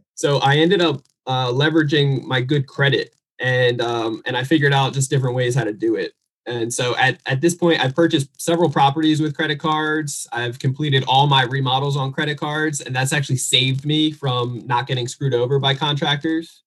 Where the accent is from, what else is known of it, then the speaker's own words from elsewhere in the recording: New Jersey, United States; I'm originally from New Jersey